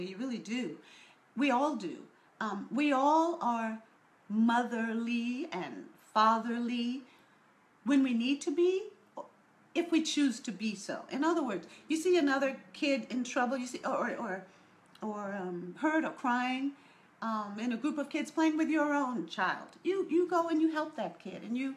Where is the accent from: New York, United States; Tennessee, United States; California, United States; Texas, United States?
New York, United States; I was raised in New York